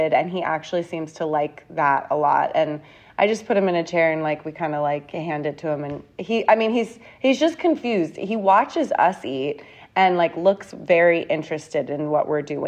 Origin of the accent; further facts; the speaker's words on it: San Diego, California, United States; moved away as an adult; also born or lived in London, United Kingdom; now in New York, United States; I'm really from California.